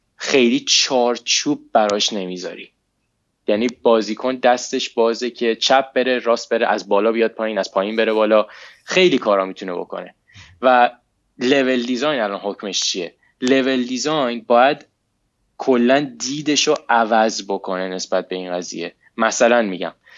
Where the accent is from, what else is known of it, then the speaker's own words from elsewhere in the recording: Iran; moved away as an adult; now in United States; من موقعی که از ایران اومدم بیرون هنوز درسم تموم نشده بود